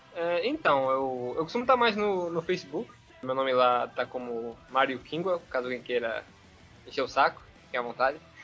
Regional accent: Pernambuco, Brazil; sou pernambucano, caso alguém estranhe o sotaque

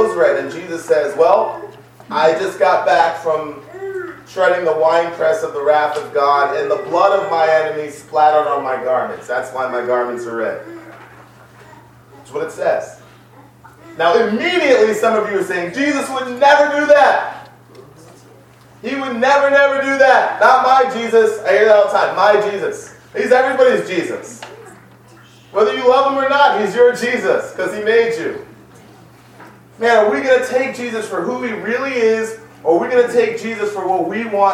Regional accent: New York City, New York, United States; I grew up in the Bronx

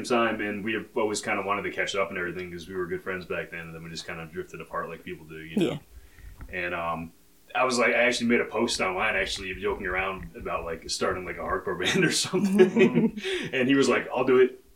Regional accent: New York, United States; both from New York

